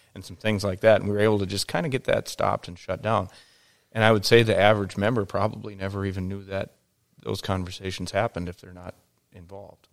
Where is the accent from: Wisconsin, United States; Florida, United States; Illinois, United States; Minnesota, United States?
Minnesota, United States; Detroit Lakes; I grew up in Detroit Lakes, Minnesota, in a resort town.